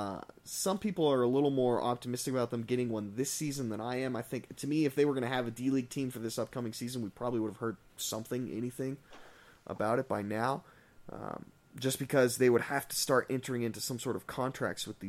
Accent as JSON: {"language": "English", "town": "Colorado Springs", "region": "Colorado", "country": "United States", "tie": "born or raised there", "said": "growing up in Colorado Springs"}